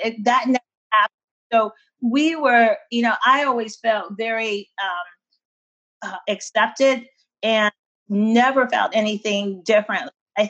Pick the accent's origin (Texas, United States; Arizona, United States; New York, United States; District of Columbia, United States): District of Columbia, United States; Washington; growing up in the Washington, D.C. area, there's not a lot of a Portuguese influence or culture.